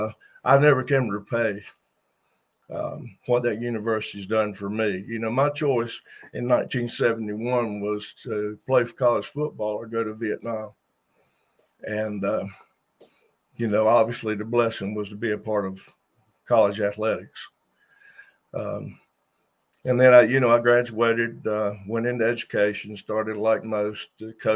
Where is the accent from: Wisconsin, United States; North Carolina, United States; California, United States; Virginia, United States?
North Carolina, United States; Washington; I'm from Washington, North Carolina.